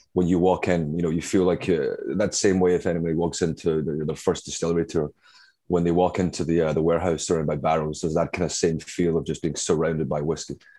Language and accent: English; Glasgow, Scotland, United Kingdom; moved away as an adult; also born or lived in Brooklyn, New York; now in New York, United States; my accent, as I'm sure you can tell, is not uh, native to Brooklyn, uh, where I currently am. Uh, I'm from uh, Glasgow, Scotland